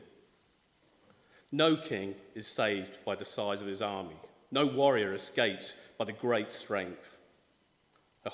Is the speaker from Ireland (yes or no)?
yes; Ireland; I'm from the Republic of Ireland.